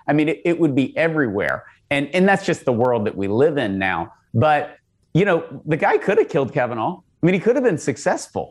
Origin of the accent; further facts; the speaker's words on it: Texas, United States; as a Texan